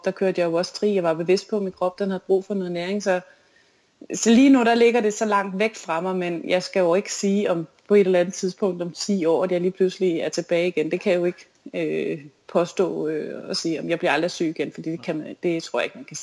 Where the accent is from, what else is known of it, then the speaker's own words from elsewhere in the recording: Fredericia, Southern Denmark, Denmark; især da jeg vandt DM på den olympiske år i Fredericia ja. på, i min hjemby.